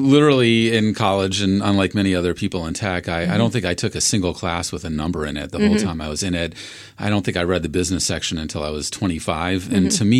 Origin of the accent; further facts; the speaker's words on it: Washington, District of Columbia, United States; Washington, D.C.